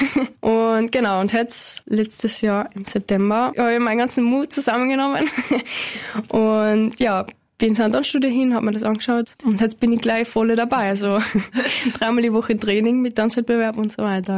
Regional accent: Flattach, Carinthia, Austria; in der Fragand oben, also mein Heimatort

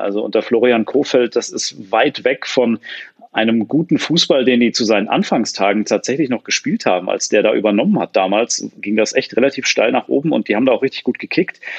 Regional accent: Hesse, Germany; bei uns in Hessen

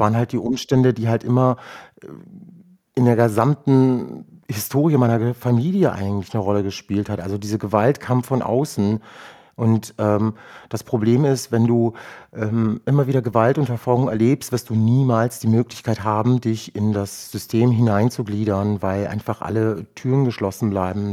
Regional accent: Rüsselsheim, Hesse, Germany; German is a second language; ich bin dann 1978 in Rüsselsheim zur Welt gekommen

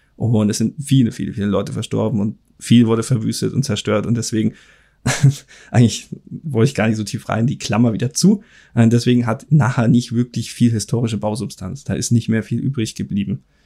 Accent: Germany; hier bei uns in Deutschland

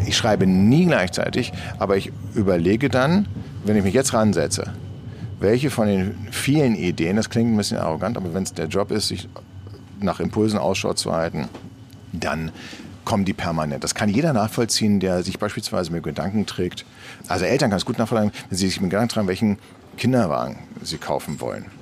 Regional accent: Berlin, Germany; ich bin in Eichkamp groß geworden

